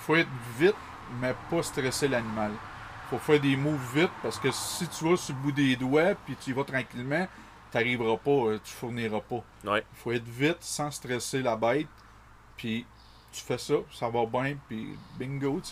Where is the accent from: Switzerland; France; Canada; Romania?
Canada; village next to Saint-Tite, Quebec; also born or lived in Trois-Rivières; Natif de Suntec, village juste à côté de ah Saint-Tite.